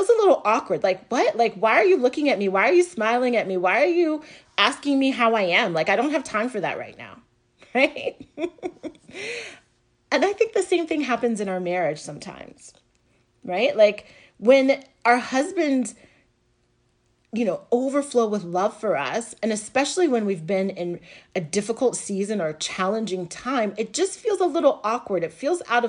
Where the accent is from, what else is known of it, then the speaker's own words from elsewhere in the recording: the South, United States; now in New Jersey, United States; I live right now on the Northeast coast, and I grew up in the South